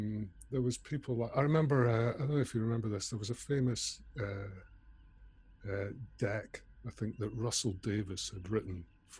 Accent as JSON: {"language": "English", "region": "Scotland", "country": "United Kingdom", "moved": "yes", "lives_now": "London, United Kingdom", "said": "because I came down from Scotland to London at that time"}